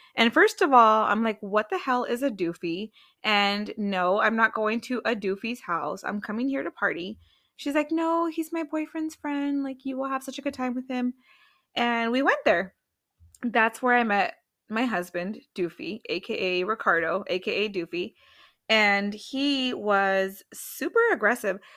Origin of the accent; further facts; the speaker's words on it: Washington, United States; moved away; also born or lived in Arizona; I'm from Washington State